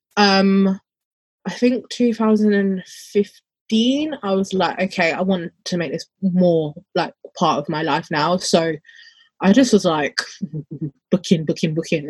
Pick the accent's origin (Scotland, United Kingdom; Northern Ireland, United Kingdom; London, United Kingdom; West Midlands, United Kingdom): London, United Kingdom; I'm more from London